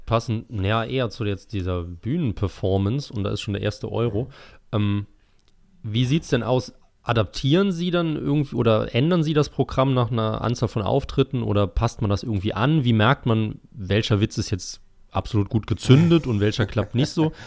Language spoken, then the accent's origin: German; Eifel, Germany; ich stamme ja aus der Eifel und das ist ja eher so eine zurückgebliebene Region in Deutschland.